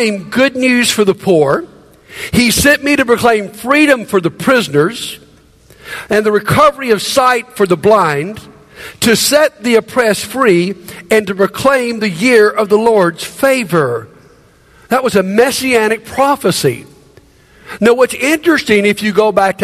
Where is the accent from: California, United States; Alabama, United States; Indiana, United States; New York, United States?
Alabama, United States; Montgomery; moved away as an adult; moving back to my hometown of Montgomery after being gone quite a few years